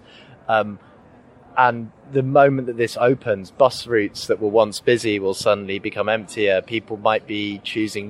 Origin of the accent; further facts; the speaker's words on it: Yorkshire and the Humber, United Kingdom; I'm a very, very proud Yorkshireman